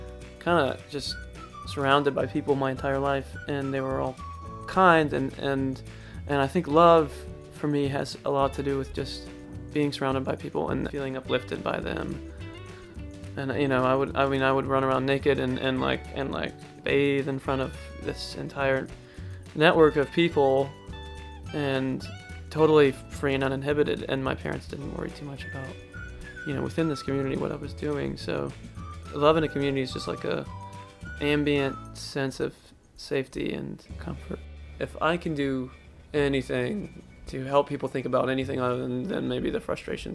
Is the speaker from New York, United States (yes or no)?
no; Charleston, West Virginia, United States; from Charleston, West Virginia.